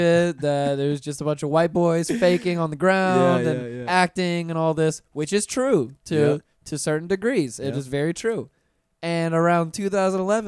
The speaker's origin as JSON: {"language": "English", "town": "Pensacola", "region": "Florida", "country": "United States", "tie": "born or raised there", "moved": "yes", "lives_now": "Orlando, United States", "said": "growing up in Pensacola, yeah. I'm from a beach town where people drive the speed limit"}